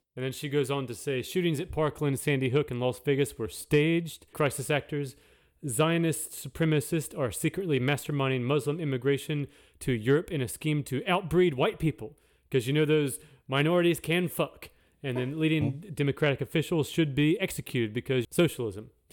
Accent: the South, United States; I grew up in the South and real Southern Baptist kind of kids all around me

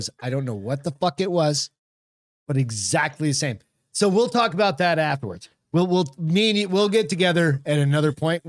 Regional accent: New Hampshire, United States; I grew up in New Hampshire

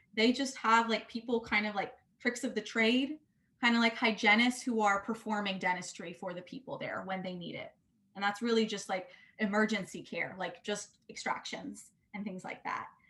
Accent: Atlanta, Georgia, United States; I grew up in Atlanta

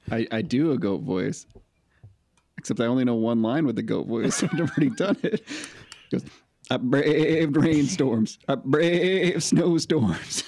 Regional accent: Geneseo, Illinois, United States; also born or lived in Spring Valley, Illinois / Princeton, Illinois; I was born in Spring Valley, Illinois, uh, and then my family moved to Princeton, Illinois, and then to Geneseo, which is where most my family lives, which is pretty close to the Quad Cities

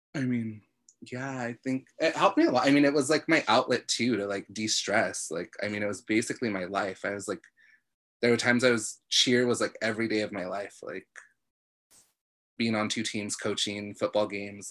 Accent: National City, California, United States; I'm from National City, like it's a cool place

